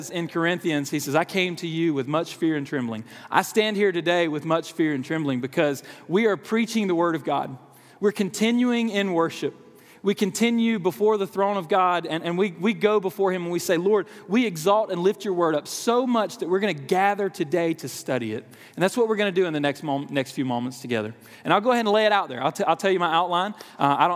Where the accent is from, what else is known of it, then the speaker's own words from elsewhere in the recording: South Georgia, United States; moved away as an adult; now in Wake Forest, United States; I was a small town in South Georgia, graduated from Georgia Southwestern State University